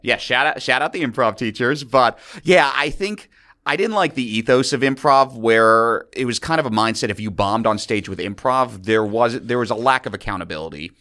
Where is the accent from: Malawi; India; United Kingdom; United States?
United States; New York City, New York; also born or lived in Chicago; I'm a native New Yorker